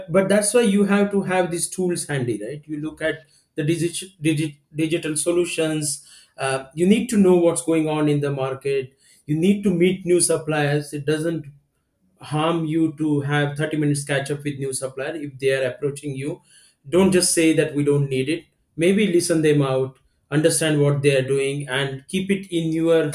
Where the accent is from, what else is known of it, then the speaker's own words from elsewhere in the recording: India; I'm from India.